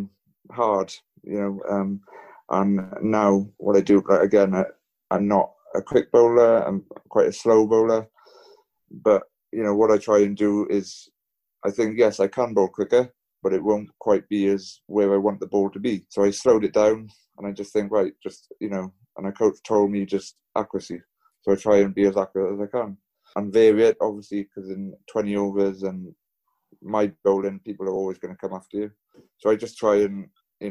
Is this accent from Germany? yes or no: no; Pembrokeshire, Wales, United Kingdom; I'm originally from Pembrokeshire.